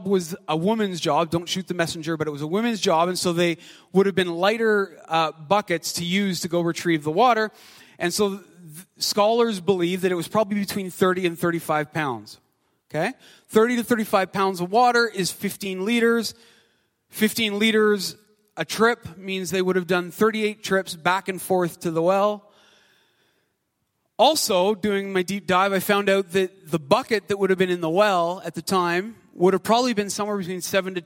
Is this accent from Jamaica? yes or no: no; Canada; also born or lived in Ottawa; I'm Canadian